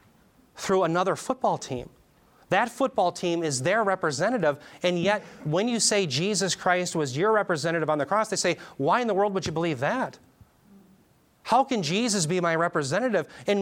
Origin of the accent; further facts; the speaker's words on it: Minnesota, United States; because it says Minnesota, and I'm from Minnesota